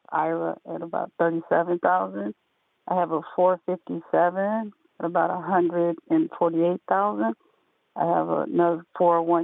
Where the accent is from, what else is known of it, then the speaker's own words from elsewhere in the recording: Los Angeles, California, United States; now in Tennessee, United States; I'm from Los Angeles, California